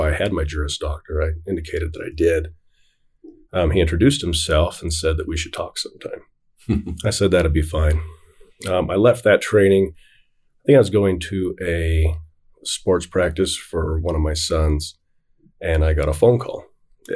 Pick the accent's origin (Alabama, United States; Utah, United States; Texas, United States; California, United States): Utah, United States; Davis County; I grew up in Davis County